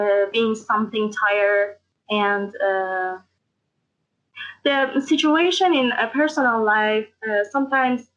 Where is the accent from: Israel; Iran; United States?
Iran; Tehran, Tehran Province; also born or lived in Karaj; from Iran, Tehran, and I'm 19 years old